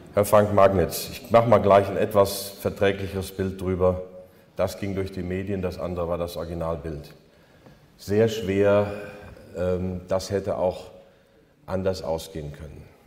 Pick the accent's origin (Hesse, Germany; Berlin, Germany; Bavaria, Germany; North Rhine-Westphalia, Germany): North Rhine-Westphalia, Germany; near Altena; Die Altena ist die Nachbarstadt oder die Nachbarstadt der Nachbarstadt, wo ich aufgewachsen bin. Ich kenne Altena seit meiner Kindheit.